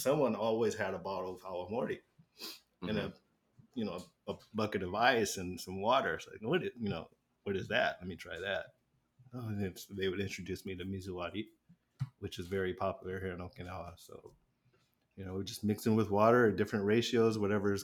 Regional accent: United States; as an American

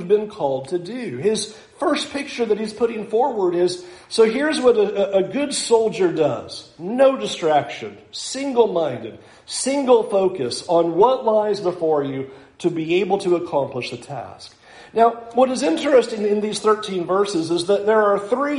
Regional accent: United States; as American Christians

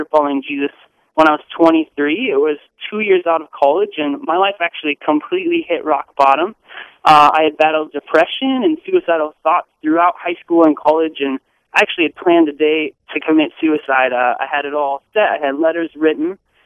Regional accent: Crystal, Minnesota, United States; I grew up in a suburb of Minneapolis. I actually grew up in Crystal

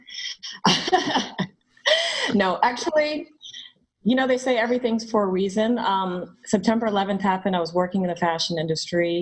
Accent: Georgia, United States; moved away; also born or lived in Atlanta / New York; I grew up in Georgia

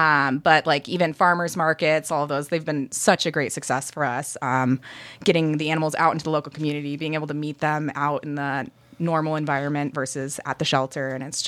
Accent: Michigan, United States; moved away; I'm from Michigan.

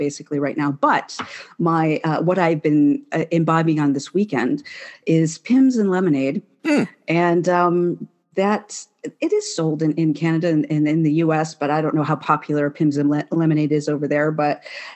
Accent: United States; moved away as an adult; also born or lived in Michigan; now in United Kingdom; As an American

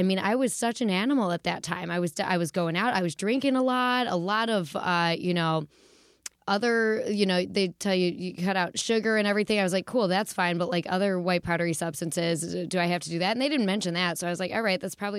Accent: Detroit, Michigan, United States; accent: Midwest; also born or lived in Pittsburgh; Yeah, I was born in Pittsburgh, and then I finished college in Pittsburgh and started comedy there. So it definitely, you know, holds something. And my family lives there now. But where I got this really lovely dialect was the Midwest in Metro Detroit.

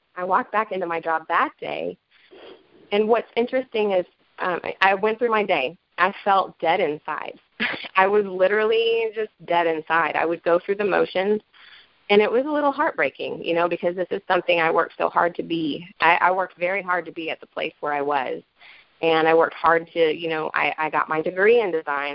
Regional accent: Asheville, North Carolina, United States; I'm from Asheville, North Carolina

